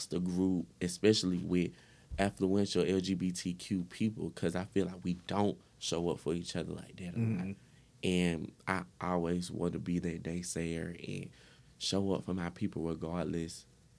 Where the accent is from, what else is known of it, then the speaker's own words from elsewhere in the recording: Atlanta, Georgia, United States; accent: Atlanta; I'm from Atlanta.